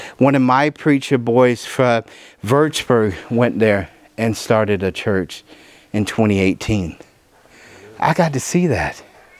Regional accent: the South, United States; She's a Yankee. I'm a Southerner. We don't mix normally.

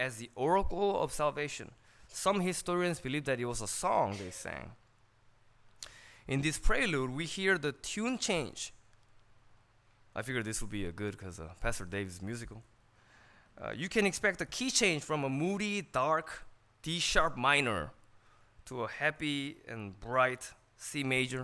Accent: California, United States; born or raised there; English is a second language

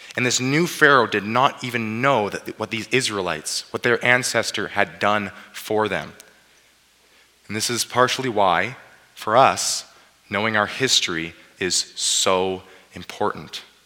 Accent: Abbotsford, British Columbia, Canada; now in Swift Current, Canada; I grew up in Abbotsford

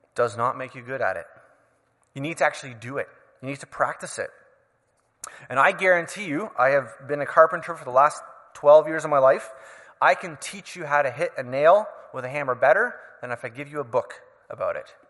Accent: Canada; As a Canadian citizen

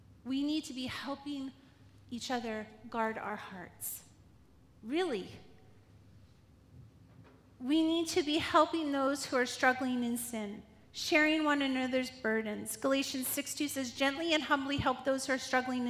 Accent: Quesnel, British Columbia, Canada; Growing up in Quesnel

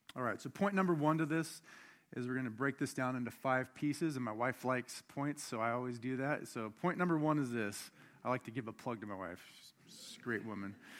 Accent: Buckley, Washington, United States; I grew up outside of Mount Rainier in Buckley as a kid

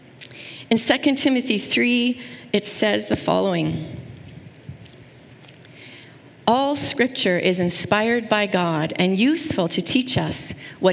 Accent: Saskatoon, Saskatchewan, Canada; I grew up in Saskatoon, which is a beautiful place

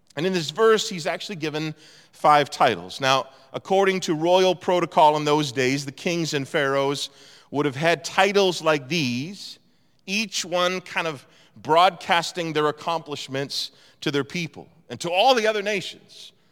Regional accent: East Coast, Atlantic Canada, Canada; moved away as an adult; also born or lived in Toronto; I grew up on the East Coast

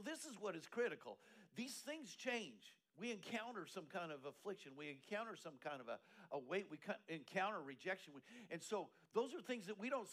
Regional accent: Eastern Colorado, United States; now in Texas, United States; I grew up in Eastern Colorado

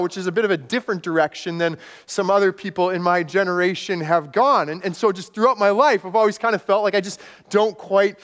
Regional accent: Manitoba, Canada; also born or lived in Texas / Guatemala; When I was growing up in a small, rural Manitoba town

